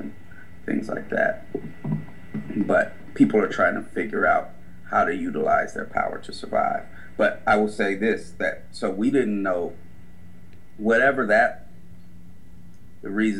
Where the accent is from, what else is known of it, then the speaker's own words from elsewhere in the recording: Oakland, California, United States; growing up in Oakland